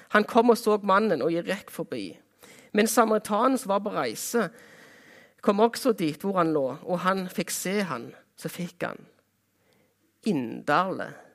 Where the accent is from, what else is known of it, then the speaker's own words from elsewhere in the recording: Jæren, Rogaland, Norway; Jæren, der jeg kommer ifra